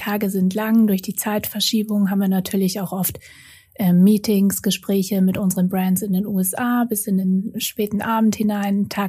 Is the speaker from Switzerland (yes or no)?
no; Austria; moved away as an adult; also born or lived in Vienna / Munich; now in Hamburg, Germany